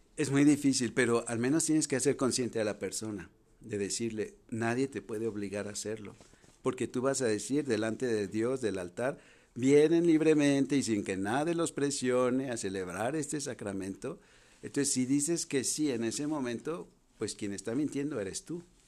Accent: Guadalajara, Jalisco, Mexico; also born or lived in France; yo soy de Guadalajara

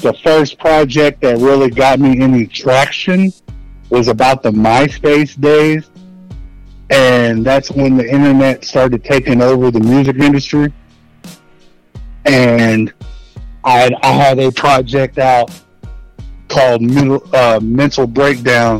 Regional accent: Maysville, Kentucky, United States; now in Florence, Kentucky, United States; I'm from Northern Kentucky. Maysville, Kentucky, right at the tip of the map of Kentucky, right across from Ohio.

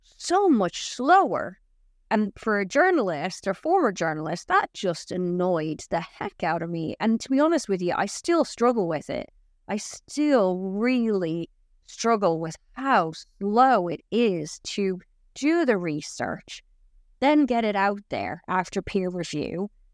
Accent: Dublin, Leinster, Ireland; also born or lived in Florida / Wales; now in England; I'm originally from Dublin, so it's not that big of a leap for me to move from Florida to Wales.

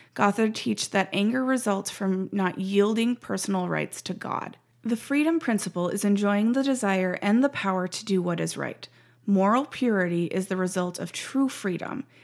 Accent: Montana, United States; moved away as an adult; also born or lived in Washington State; now in Ohio, United States; I grew up in Montana and spent the last three years in Washington.

